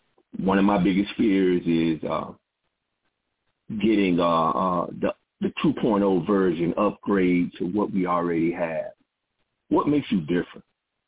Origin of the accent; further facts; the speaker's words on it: Panama City, Florida, United States; now in Washington, D.C., United States; I'm from Panama City, and I stay in the Washington, D.C. area.